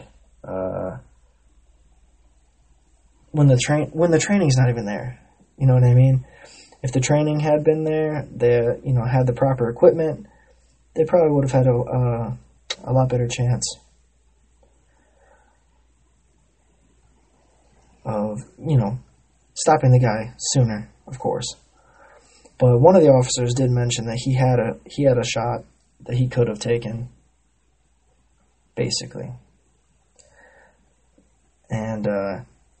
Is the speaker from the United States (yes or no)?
yes; United States; being an American